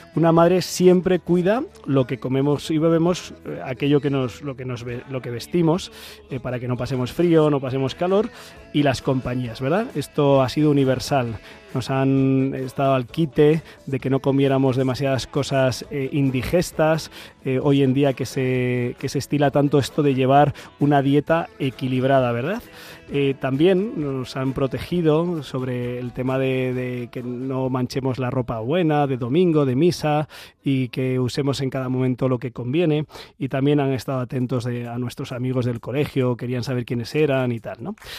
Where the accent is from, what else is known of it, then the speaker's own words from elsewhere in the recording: Ciempozuelos, Community of Madrid, Spain; la Virgen del Consuelo de Cienpozuelos, que es la patrona de mi parroquia, de mi pueblo de Pozolos